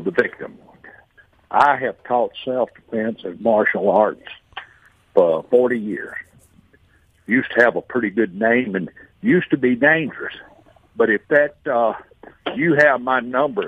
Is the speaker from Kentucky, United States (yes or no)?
no; Rankin County, Mississippi, United States; I'm from Rankin County. I'm a pasty white boy